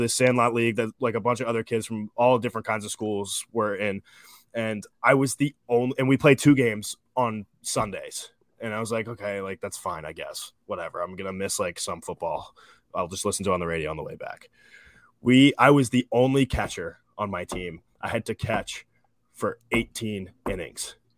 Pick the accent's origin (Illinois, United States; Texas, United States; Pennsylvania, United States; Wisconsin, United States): Pennsylvania, United States; Darby; I grew up in Darby